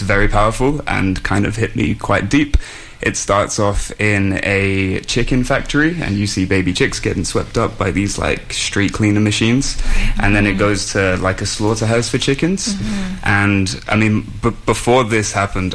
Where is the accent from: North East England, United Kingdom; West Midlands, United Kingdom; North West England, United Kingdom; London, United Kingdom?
West Midlands, United Kingdom; Shrewsbury; moved away as an adult; now in Vancouver, Canada; I'm from a very small town in England called Shrewsbury